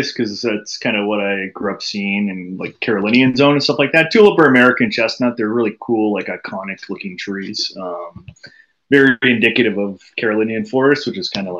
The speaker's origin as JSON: {"language": "English", "area": "Halton", "region": "Ontario", "country": "Canada", "tie": "born or raised there", "said": "I grew up in the Halton area, so now that I'm back kind of settled in this area"}